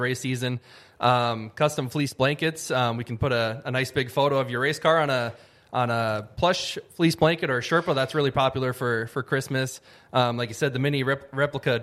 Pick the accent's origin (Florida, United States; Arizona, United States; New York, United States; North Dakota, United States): North Dakota, United States; Fargo; I'm from Fargo, but Ada's just kind of home